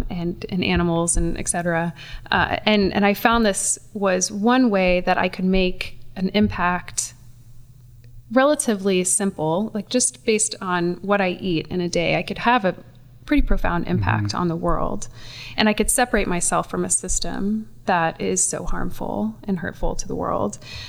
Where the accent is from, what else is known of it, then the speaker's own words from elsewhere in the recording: the South, United States; For me as an individual, I grew up in the South and I was early on very aware of some big social justice issues, poverty, racism, sexism.